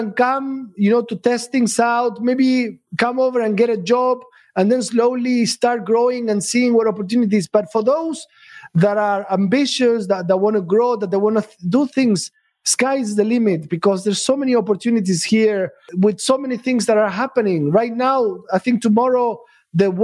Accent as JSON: {"language": "English", "country": "Argentina", "moved": "as an adult", "lives_now": "Dubai, United Arab Emirates", "said": "When I first came here 15 years ago, I'm from Argentina"}